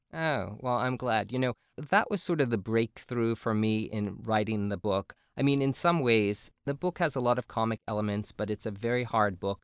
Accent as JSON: {"language": "English", "region": "New Jersey", "country": "United States", "tie": "born or raised there", "said": "I grew up in New Jersey and grew up in sort of a working class Italian Polish family"}